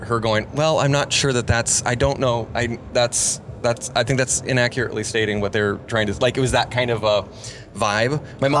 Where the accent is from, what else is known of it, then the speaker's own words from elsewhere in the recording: San Juan Islands, Washington, United States; I grew up in the San Juan Islands, which are just hippie central.